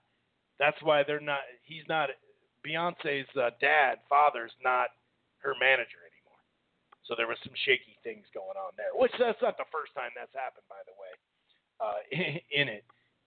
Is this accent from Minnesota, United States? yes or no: yes; Minnesota, United States; I didn't see 3 rounds that he won, dude, and I'm from Minnesota.